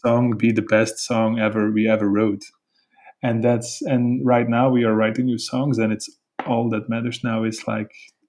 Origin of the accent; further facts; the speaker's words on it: Belgium; we're a band from Belgium